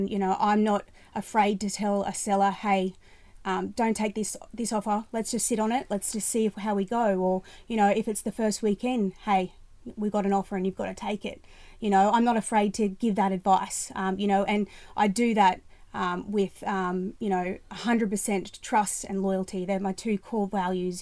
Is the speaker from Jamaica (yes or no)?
no; Ipswich, Queensland, Australia; also born or lived in Brisbane; I was born and raised in Ipswich